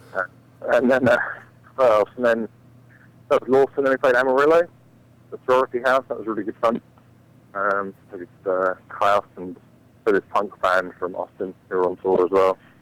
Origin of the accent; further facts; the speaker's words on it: England, United Kingdom; moved away; I'm from England